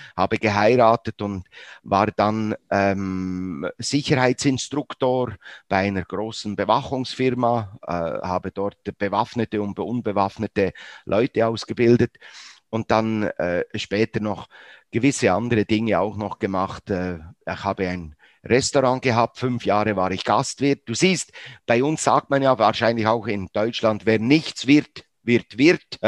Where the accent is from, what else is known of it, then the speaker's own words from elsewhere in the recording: Bern, Switzerland; aufgewachsen, wie gesagt, in Bern, 1954 das Wunder von Bern. Ich bin ungefähr 200 Meter von diesem Ort aufgewachsen.